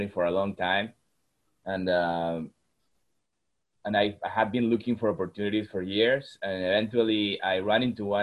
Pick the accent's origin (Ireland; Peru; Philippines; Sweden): Peru; moved away; also born or lived in Texas, United States; I was born in Texas, but I grew up in Peru because that's where my dad is from